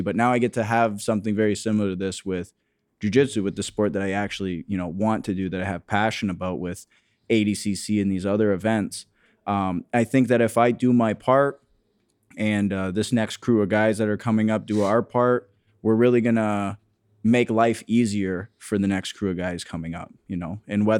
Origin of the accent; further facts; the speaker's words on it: Harrow, Ontario, Canada; Just outside of Windsor, yeah. I grew up in Harrow, Ontario, so very small town.